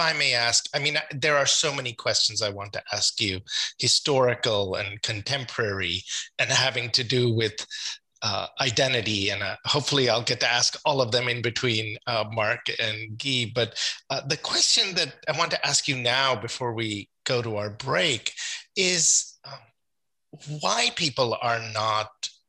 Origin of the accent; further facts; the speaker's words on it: Trinidad & Tobago; I'm also a post-colonial subject. I was born in Trinidad.